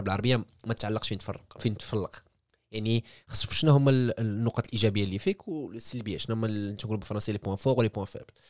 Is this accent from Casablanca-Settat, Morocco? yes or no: yes; Casablanca, Casablanca-Settat, Morocco; moved away as an adult; also born or lived in Germany / France; now in China; منتوج مغربي تولدت في, في في كازا في المغرب قريت في, في المغرب